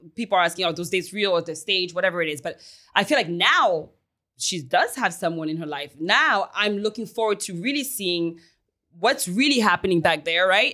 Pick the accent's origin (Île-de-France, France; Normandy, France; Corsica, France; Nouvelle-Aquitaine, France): Île-de-France, France; Paris; also born or lived in Haiti / United States; now in Miami, United States; I'm from Paris, baby. I was born in Haiti and raised in Paris